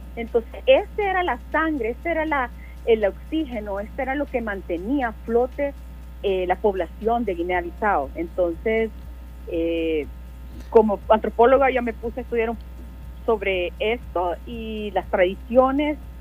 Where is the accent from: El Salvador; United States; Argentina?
El Salvador; lo que valemos como salvadoreños